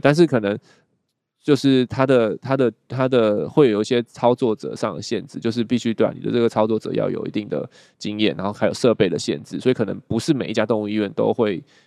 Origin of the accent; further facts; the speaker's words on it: Taiwan; 我们台湾人